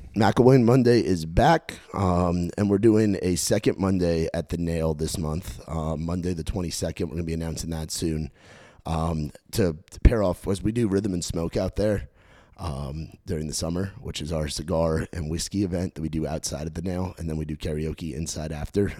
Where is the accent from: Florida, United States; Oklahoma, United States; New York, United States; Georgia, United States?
New York, United States; Rockland County; I grew up in New York, um, in the suburbs of Rockland County, New York, about thirty, thirty-five miles outside New York City.